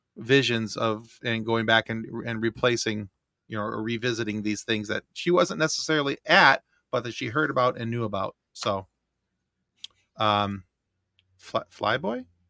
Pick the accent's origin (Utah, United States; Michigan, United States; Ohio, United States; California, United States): Michigan, United States; we're from Michigan